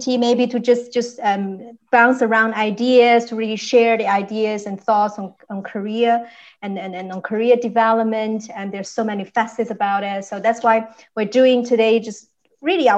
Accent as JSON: {"language": "English", "country": "China", "moved": "yes", "lives_now": "Düsseldorf, Germany", "said": "I come from China. I'm now living in Düsseldorf"}